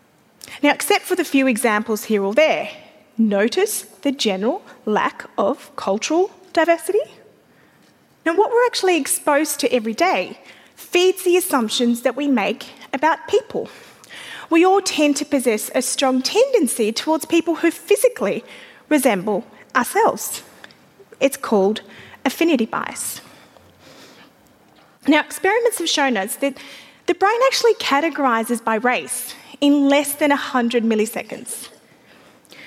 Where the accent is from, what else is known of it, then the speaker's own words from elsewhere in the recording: Afghanistan; now in Australia; an Australian woman who's originally from Afghanistan and a Muslim